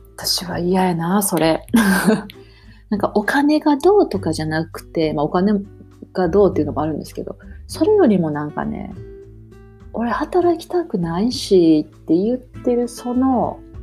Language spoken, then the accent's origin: Japanese; Japan; moved away as an adult; now in Toronto, Canada; 私もね、日本で生まれ育ってるし